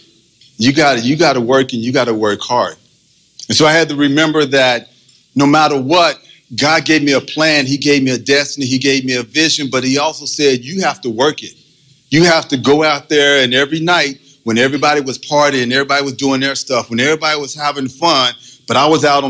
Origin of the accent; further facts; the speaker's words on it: Austin, Texas, United States; moved away as an adult; also born or lived in Oakland, California; From Texas, I'm from Austin, Texas.